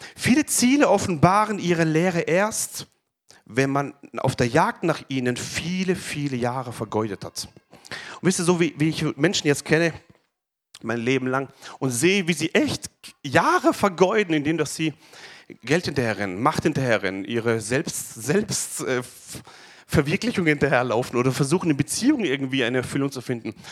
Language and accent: German; Pforzheim, Baden-Württemberg, Germany; ich bin ja geboren hier in Pforzheim, aufgewachsen in der Gemeinde